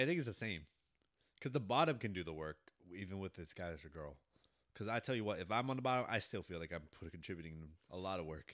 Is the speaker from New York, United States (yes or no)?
yes; New York City, New York, United States; now in Florida, United States; I grew up in Bronx, New York.